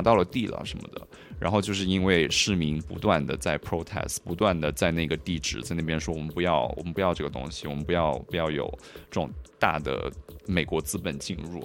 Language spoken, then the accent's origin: Chinese; Hunan, China; also born or lived in Guangdong / Paris, France / Berlin, Germany; now in Shanghai, China; 我是老家湖南，然后现在家在广东那边。嗯。呃，但是我过去大概八年的时间都在欧洲，嗯。有四年在巴黎，然后后四年是在柏林那边的。嗯。呃，现在就是在上海